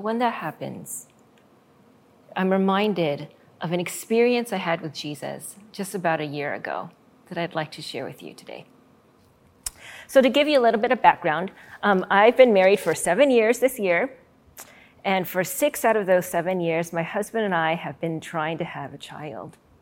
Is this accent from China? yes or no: no; Arizona, United States; my home state of Arizona